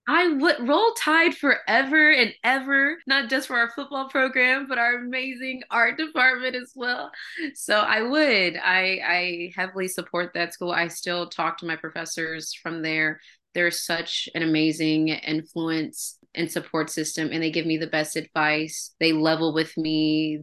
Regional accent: Alabama, United States; moved away as an adult; also born or lived in Mississippi; now in California, United States; I'm originally from the South, um, Alabama

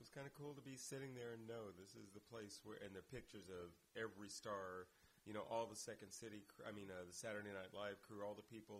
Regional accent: Midwest, United States; moved away; I'm from the Midwest. I'm born in the Midwest. My skin, my lungs, my DNA loves that climate.

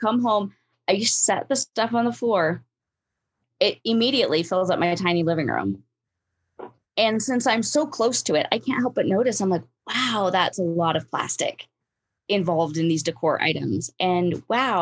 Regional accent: Alaska, United States; moved away; I grew up in Alaska, but like I was a kid, you know, like I wasn't an adult

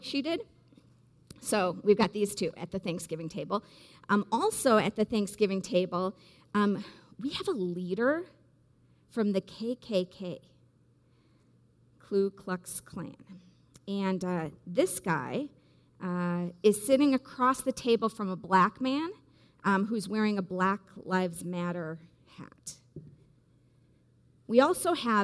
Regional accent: Wisconsin, United States; growing up in Wisconsin in the Midwest

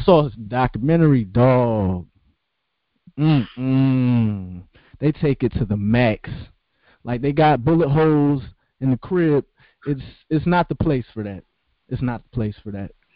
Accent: Columbus, Ohio, United States; moved away; I'm from Southfield, and within Southfield, it was New Southfield, which is where I'm from

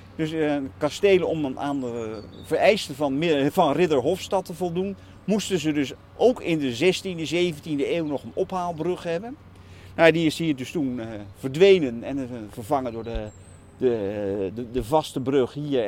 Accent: Utrecht, Netherlands; Ik ben Utrechter van geboorte, geboorte. Ik heb dus eh, eh, mijn hele leven in Utrecht gewoond op een halfjaartje Duitsland

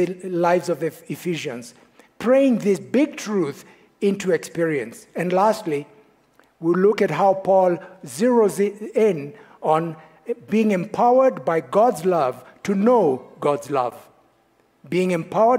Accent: Kenya; moved away; I am from Kenya

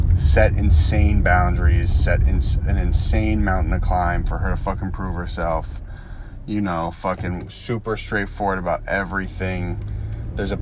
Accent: Boston, Massachusetts, United States; moved away; a group of people from my hometown

